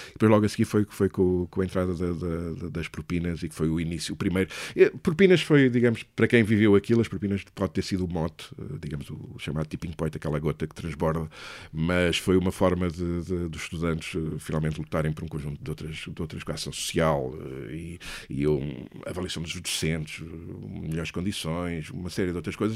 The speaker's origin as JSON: {"language": "Portuguese", "town": "Leiria", "region": "Centro", "country": "Portugal", "also_born_or_lived": "Lisbon", "moved": "as an adult", "said": "eu sou de Leiria"}